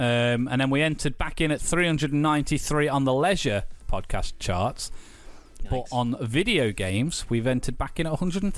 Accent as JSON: {"language": "English", "country": "United Kingdom", "said": "Us as two British people"}